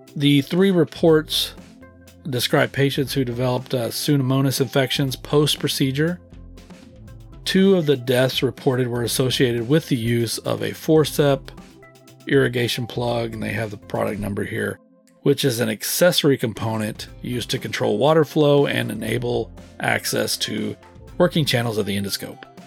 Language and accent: English; Texas, United States; I was born and raised in the Lone Star State.